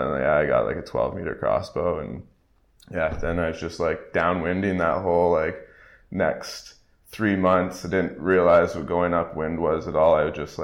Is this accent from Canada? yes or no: yes; Great Lakes area, Canada; moved away; I grew up in the Great Lakes area in Canada